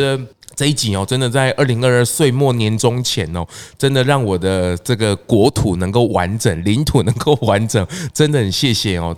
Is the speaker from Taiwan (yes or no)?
yes; Taiwan; 我们是台湾人